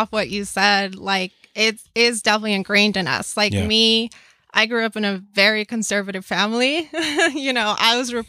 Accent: Cuba; moved away; We're from Cuba.

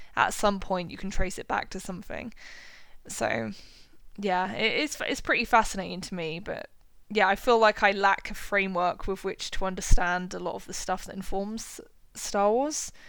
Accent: United Kingdom; as a British person

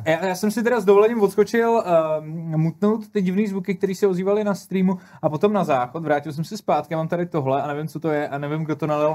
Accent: Czechia; u nás v Čechách

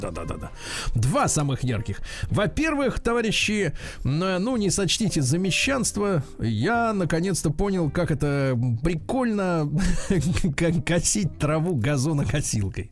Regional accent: Saint Petersburg, Russia; в Питере, конечно, с мо-, с летом всегда была проблема, особенно в моем детстве.

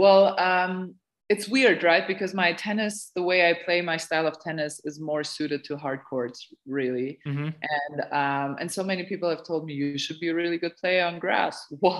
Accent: Serbia; But Anna knew me because we're both like I'm originally from Serbia.

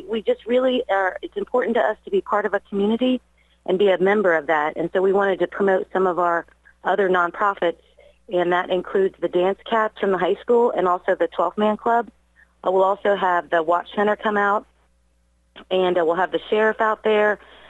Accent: Brookville, Indiana, United States; moved away as an adult; I'm actually from Brookville. I grew up here

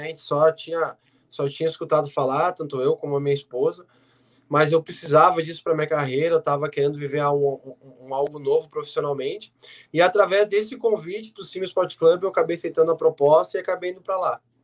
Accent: Rio Grande do Sul, Brazil

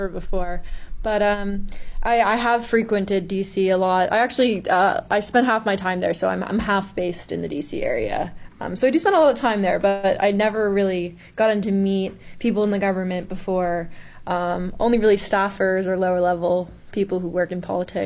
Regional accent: Connecticut, United States; also born or lived in New York City; I'm from Connecticut. So I'm pretty close to New York City area. I spent time a lot in New York City growing up.

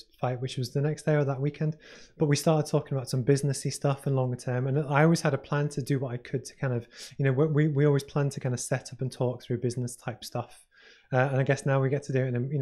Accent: Liverpool, North West England, United Kingdom; I grew up in Liverpool

